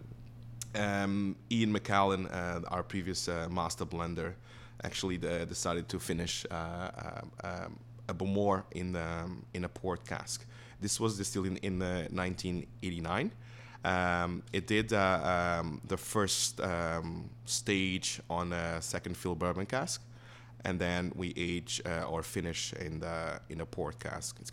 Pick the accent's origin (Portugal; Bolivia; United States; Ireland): Portugal; moved away as an adult; also born or lived in Lanzarote, Spain / Chester, England; growing up in Portugal